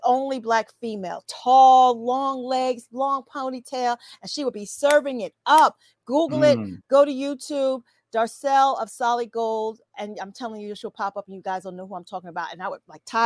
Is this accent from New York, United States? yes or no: yes; New York City, New York, United States; Mary and I are New York City girls, even though she's from YO, from Yonkers, and I'm from Queens